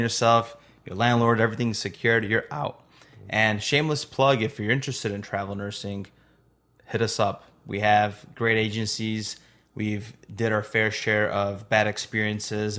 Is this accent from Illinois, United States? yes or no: yes; Chicago, Illinois, United States; We're from Chicago